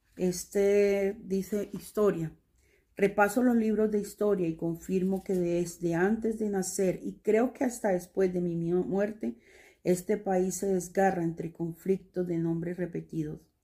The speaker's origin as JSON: {"language": "Spanish", "town": "Buenaventura", "region": "Valle del Cauca", "country": "Colombia", "tie": "born or raised there", "moved": "yes", "lives_now": "Cali, Colombia", "said": "en Buenaventura, donde yo nací"}